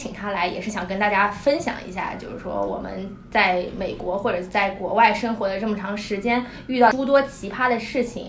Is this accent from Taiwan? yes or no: yes; Taiwan; accent: Taiwanese accent; moved away as an adult; now in United States; 就土生土长台湾人，本土